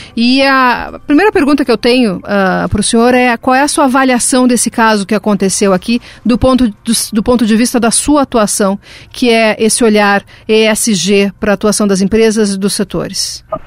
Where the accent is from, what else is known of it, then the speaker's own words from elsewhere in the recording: Rio Grande do Sul, Brazil; eu me coloco como gaúcha